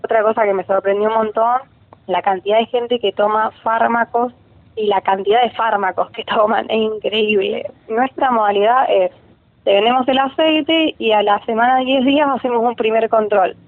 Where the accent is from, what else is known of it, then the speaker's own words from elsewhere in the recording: Rosario, Santa Fe, Argentina; soy de Rosario, tengo 25 años